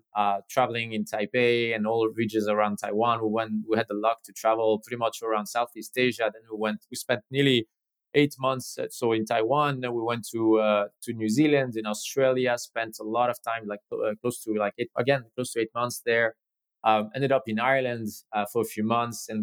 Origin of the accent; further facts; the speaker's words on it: Geneva, Switzerland; I was born and raised in Geneva, in Switzerland